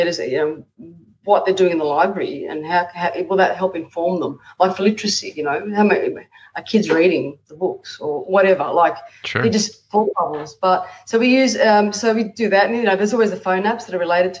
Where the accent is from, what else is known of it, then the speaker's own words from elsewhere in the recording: Australia; being an Australian